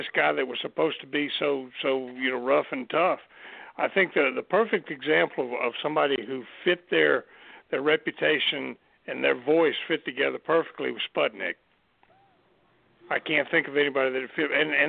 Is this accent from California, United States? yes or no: no; Mobile, Alabama, United States; But, I mean, and growing up in Mobile and hearing my grandfather talk about Mario Galindo and all this stuff